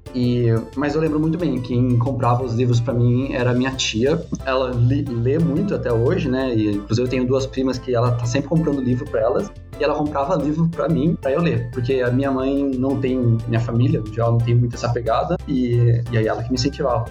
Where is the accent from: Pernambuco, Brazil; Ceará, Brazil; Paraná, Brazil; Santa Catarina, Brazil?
Paraná, Brazil; Curitiba; now in São Paulo, Brazil; eu sou de Curitiba, moro aqui em São Paulo